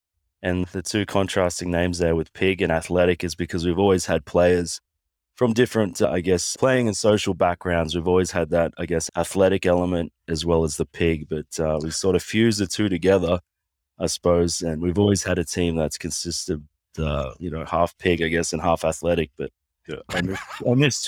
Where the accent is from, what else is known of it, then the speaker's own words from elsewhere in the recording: Sunshine Coast, Queensland, Australia; Yes, my mother's Samoan, so half Samoan, half Aussie. I grew up on the Sunshine Coast, just outside of Brisbane in Queensland.